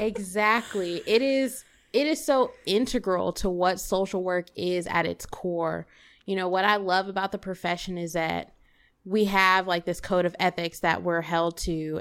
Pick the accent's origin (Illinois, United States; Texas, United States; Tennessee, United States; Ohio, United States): Tennessee, United States; Memphis; now in St. Louis, United States; I am born and raised Memphis, Tennessee, nine oh one forever.